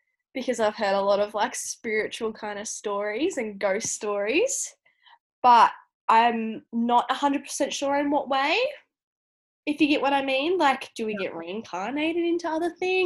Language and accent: English; Tasmania, Australia; moved away; I'm from Tassie